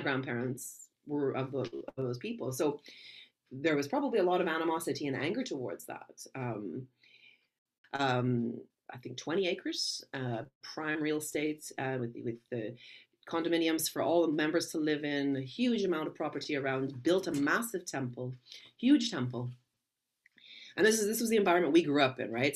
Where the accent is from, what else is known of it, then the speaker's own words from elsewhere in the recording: Vancouver, British Columbia, Canada; I was raised in Vancouver, Canada